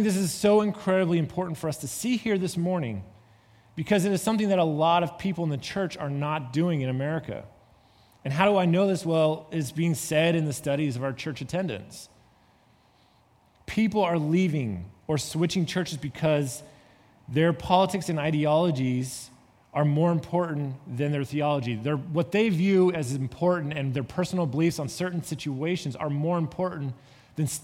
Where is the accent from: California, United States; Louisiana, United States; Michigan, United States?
California, United States; moved away; I come from California